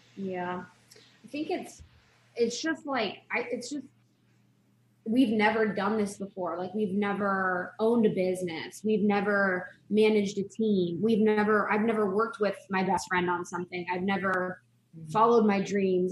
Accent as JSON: {"language": "English", "region": "Ohio", "country": "United States", "tie": "born or raised there", "also_born_or_lived": "Chicago", "moved": "as an adult", "said": "I grew up in Ohio, like a small town in Ohio."}